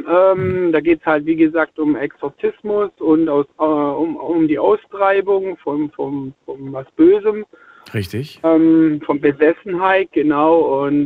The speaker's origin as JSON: {"language": "German", "town": "Spaichingen", "region": "Baden-Württemberg", "country": "Germany", "said": "Äh, Speichingen, das ist bei"}